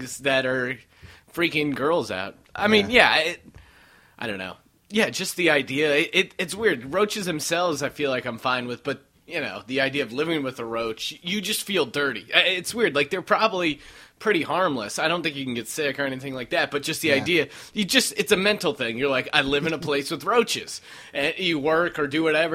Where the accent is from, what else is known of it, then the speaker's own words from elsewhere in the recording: Colorado, United States; growing up in Colorado